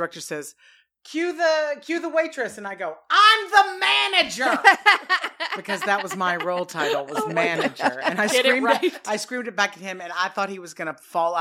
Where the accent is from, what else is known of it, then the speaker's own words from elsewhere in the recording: Lake Charles, Louisiana, United States; moved away as an adult; also born or lived in Chicago; now in Santa Monica, United States; I'm from Lake Charles, Louisiana